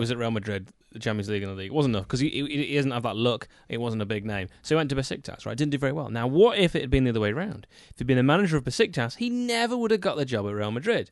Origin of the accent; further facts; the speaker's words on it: United Kingdom; I'm British